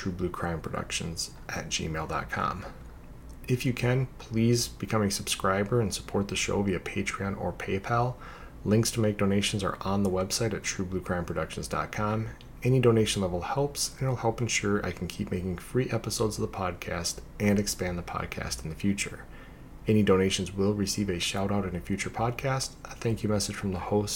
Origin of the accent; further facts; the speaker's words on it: Minnesota, United States; also born or lived in Australia; I lived most of my life in Minnesota